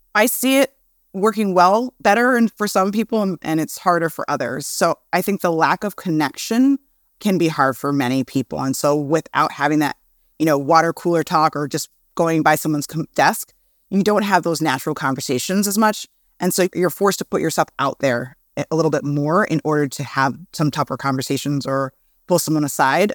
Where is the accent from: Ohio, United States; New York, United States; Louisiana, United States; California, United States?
New York, United States; New York City; I'm from Brooklyn